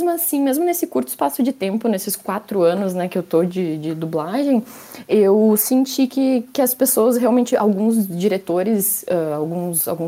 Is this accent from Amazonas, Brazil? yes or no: no; Rio Grande do Sul, Brazil; moved away as an adult; now in São Paulo, Brazil; logo quando eu cheguei aqui em São Paulo, porque, bom, eu sou do Rio Grande do Sul, então tem um mega, sotac, um mega sotacão